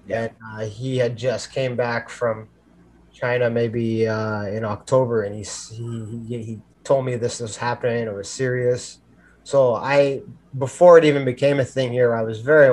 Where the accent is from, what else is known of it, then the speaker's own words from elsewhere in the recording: Canada; I would consider myself right now a prisoner in my own country